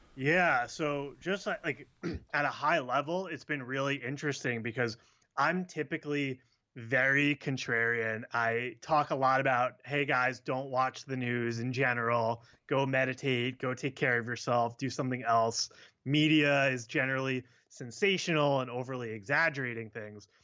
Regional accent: Long Island, New York, United States; I grew up on Long Island, about an hour outside the city.

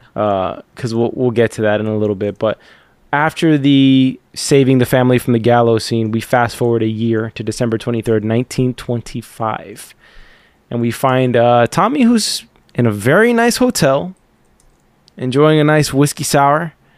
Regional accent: United States; I'm American

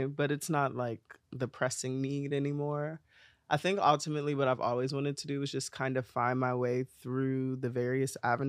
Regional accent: Columbus, Ohio, United States; Yeah, I'm from Ohio. There are no secrets about it. I'm from Columbus. I'm a Columbus, Ohio girl.

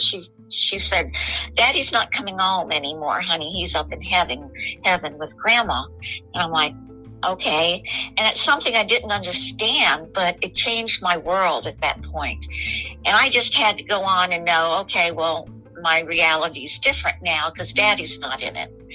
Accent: Miami, Florida, United States; I was born in Miami

